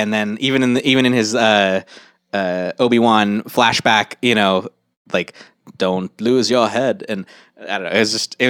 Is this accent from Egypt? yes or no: yes; Egypt; Don't be fooled by the …. I'm from Egypt.